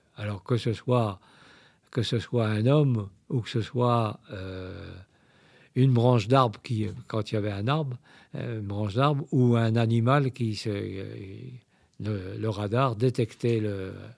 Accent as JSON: {"language": "French", "town": "Saint-Malo", "region": "Brittany", "country": "France", "tie": "born or raised there", "said": "Je suis originaire de Saint-Malo"}